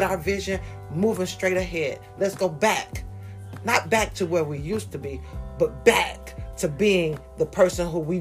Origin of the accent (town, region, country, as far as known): United States